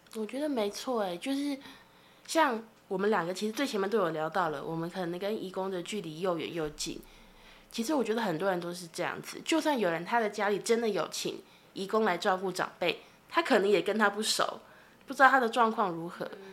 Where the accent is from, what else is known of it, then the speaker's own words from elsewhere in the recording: Tainan, Taiwan; now in Taipei, Taiwan; 我也是台南人，然后我现在在台北工作